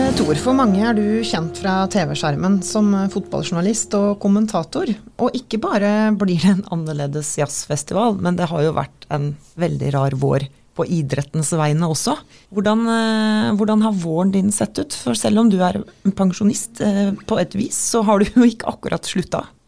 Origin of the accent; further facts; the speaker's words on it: Oslo, Norway; now in Molde, Norway; jeg er fra Oslo